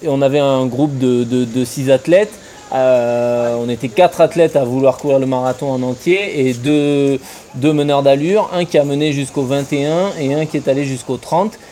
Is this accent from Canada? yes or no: no; France; en tant que Français